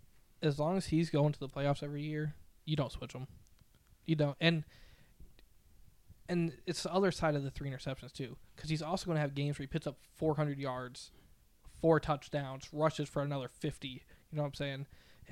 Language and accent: English; Michigan, United States; I'm from Michigan.